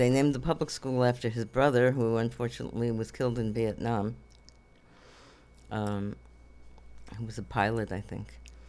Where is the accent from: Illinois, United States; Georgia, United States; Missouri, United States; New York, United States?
New York, United States; Coney Island; also born or lived in Borough Park; In Brooklyn, Jewish, very Jewish. Now it's even more Orthodox.